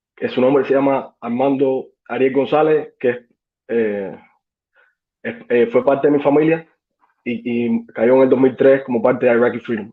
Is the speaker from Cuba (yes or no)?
yes; Cuba; moved away as an adult; now in United States; yo llegué en 2013 de Cuba. Eh, estudié medicina, eh, estaba estudiando medicina en Cuba